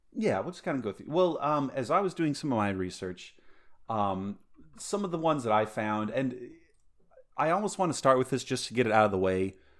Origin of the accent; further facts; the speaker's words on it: Colorado, United States; my childhood growing up in Colorado